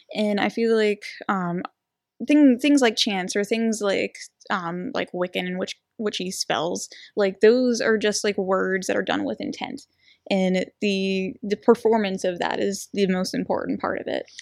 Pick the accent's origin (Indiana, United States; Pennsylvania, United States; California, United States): Pennsylvania, United States; New Castle; I'm from Newcastle.